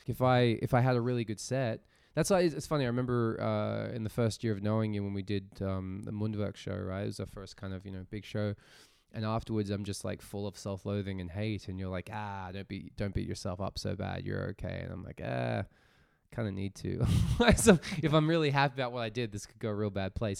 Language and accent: English; Australia; moved away as an adult; now in Zurich, Switzerland; I'm an Australian-born comedian, stand-up comic.